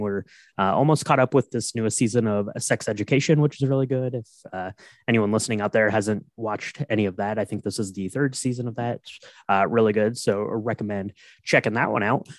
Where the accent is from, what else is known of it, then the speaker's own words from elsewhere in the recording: Ohio, United States; I grew up in Ohio, not a lot of apple choices there.